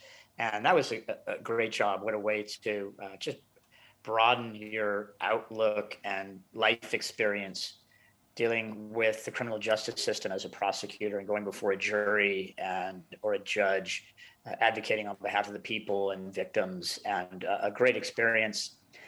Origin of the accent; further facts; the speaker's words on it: St. Helena, California, United States; So I grew up in Napa County, born and raised in the small town of St. Helena, population about 5,000. And I was raised by my dad there, who was a public school teacher.